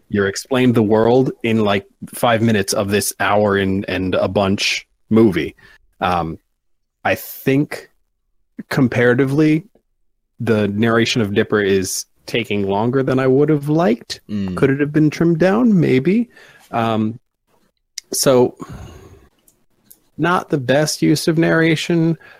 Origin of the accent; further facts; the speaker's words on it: East Coast, United States; I am from the East Coast